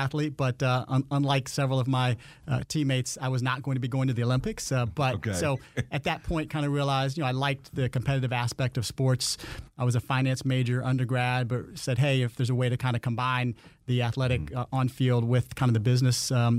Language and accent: English; Landstuhl, Rhineland-Palatinate, Germany; born there; I was born on Landstuhl, Germany, at a U.S. Army base there.